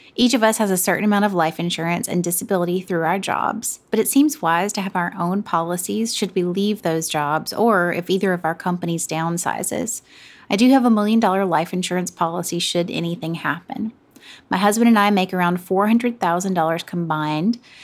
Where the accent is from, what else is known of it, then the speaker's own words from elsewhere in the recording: the South, Southern United States, United States; accent: Southern; now in New York City, United States; I definitely use my Southern accent